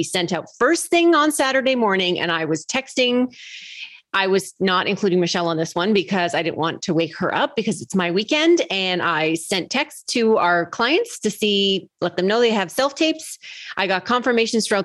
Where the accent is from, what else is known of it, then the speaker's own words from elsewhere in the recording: Canada; I am Canadian.